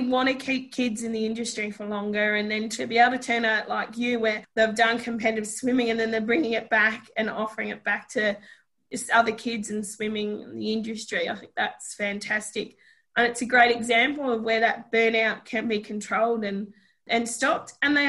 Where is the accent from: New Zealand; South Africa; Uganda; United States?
New Zealand; I'm Kiwi and I know I get the same thing. If I talk to my family, I pick it up really quick.